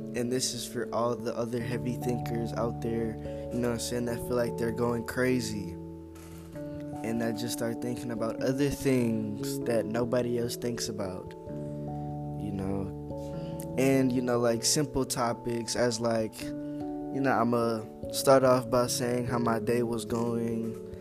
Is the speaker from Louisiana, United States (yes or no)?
yes; Louisiana, United States; now in Texas, United States; I'm from Louisiana. I live in Texas